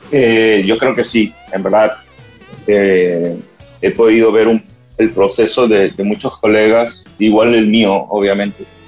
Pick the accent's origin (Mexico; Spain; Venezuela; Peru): Peru; soy peruano